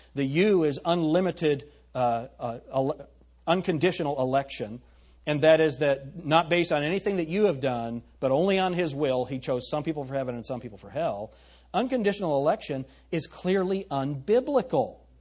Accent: United States; we're American

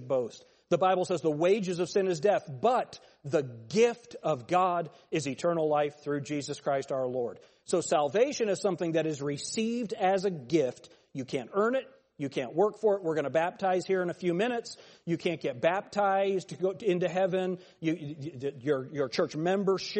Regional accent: United States; I was born in America.

